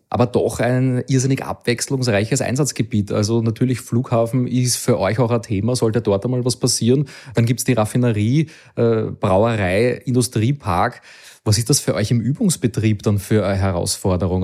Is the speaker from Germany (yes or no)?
no; Austria; komme ich doch irgendwo aus der Gegend